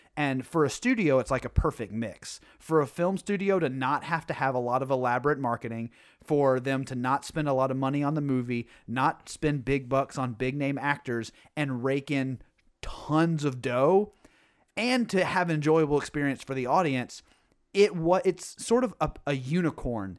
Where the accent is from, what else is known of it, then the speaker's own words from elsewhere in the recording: Tennessee, United States; moved away; also born or lived in New England; growing up in Tennessee